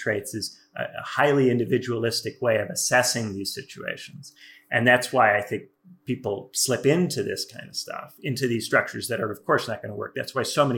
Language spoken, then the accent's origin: English; Indiana, United States; I'm not from New York or LA. I'm from Indiana